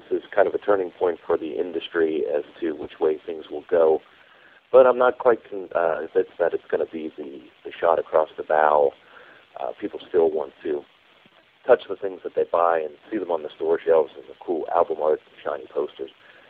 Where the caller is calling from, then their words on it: Cincinnati, Ohio, United States; I'm calling from Cincinnati, Ohio.